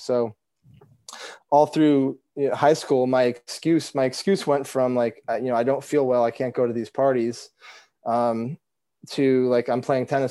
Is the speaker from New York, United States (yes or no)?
no; Vermont, United States; growing up in Vermont